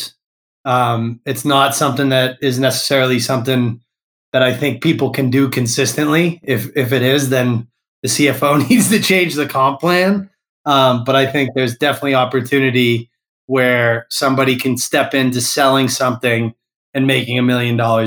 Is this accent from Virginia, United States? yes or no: no; Massachusetts, United States; I grew up in Massachusetts